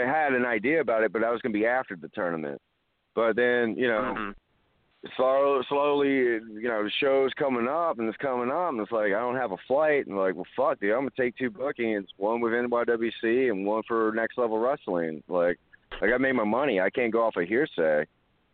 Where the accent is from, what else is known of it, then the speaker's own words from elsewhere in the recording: the South, United States; I'm from the South